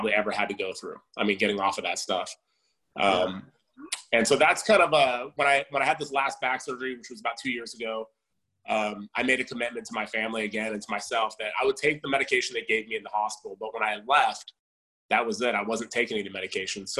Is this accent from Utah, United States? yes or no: no; Southern California, United States; I was born in California, Southern California, and spent most of my life here.